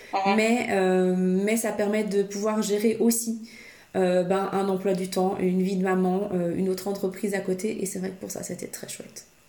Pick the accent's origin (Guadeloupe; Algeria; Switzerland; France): Switzerland; je suis suissesse